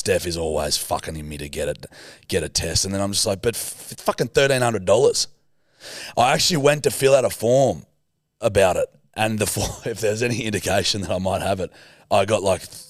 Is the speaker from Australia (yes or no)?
yes; Australia; I'm fucking Australian.